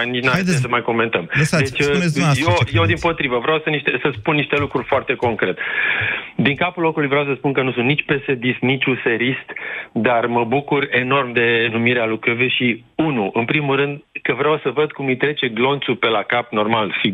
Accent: Timișoara, Timiș County, Romania; Eu vă sunt din Timișoara.

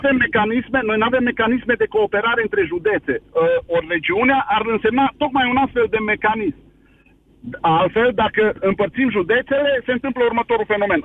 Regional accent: Arad, Arad County, Romania; Sunt român din Arad, român, român cu uh, strămoși în Bucovina

